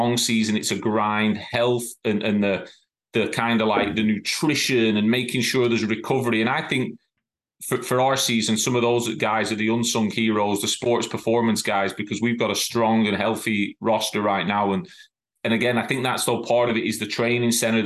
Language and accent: English; England, United Kingdom; also born or lived in Ireland (ancestry); now in Cincinnati, United States; As an Englishman, I've grown up with the league champion being the league champion